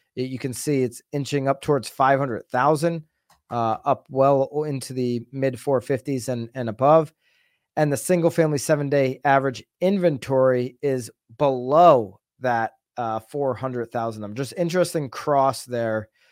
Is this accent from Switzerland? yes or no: no; Naples, Florida, United States; I'm here in, uh, in the, in my hometown in Naples, Florida